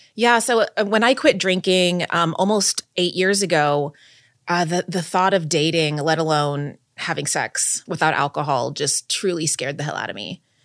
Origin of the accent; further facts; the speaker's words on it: Texas, United States; moved away as an adult; now in New York, United States; I grew up in, in Texas